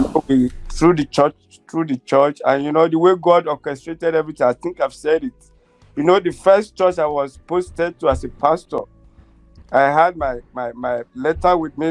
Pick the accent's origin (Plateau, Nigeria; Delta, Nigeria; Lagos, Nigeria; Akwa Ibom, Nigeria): Lagos, Nigeria; even though I was born in Lagos, I grew up in Lagos